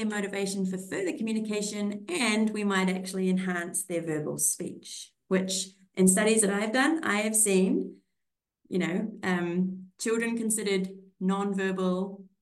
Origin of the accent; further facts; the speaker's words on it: New Zealand; moved away as an adult; also born or lived in Austria; now in Australia; I'm from New Zealand